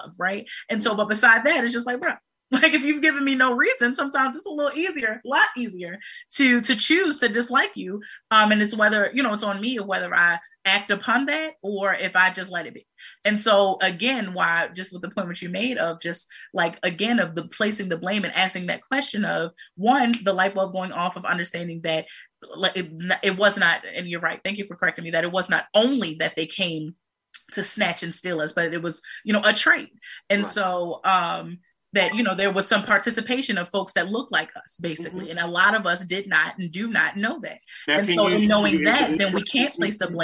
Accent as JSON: {"language": "English", "country": "United States", "said": "We are from America."}